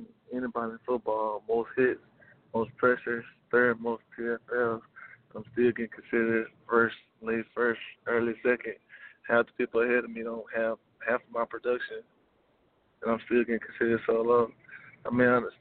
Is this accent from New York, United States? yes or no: no; Louisiana, United States; I'm from Louisiana